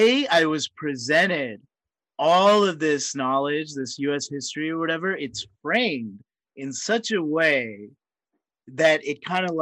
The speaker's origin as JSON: {"language": "English", "region": "Mississippi", "country": "United States", "tie": "born or raised there", "said": "I grew up in Mississippi"}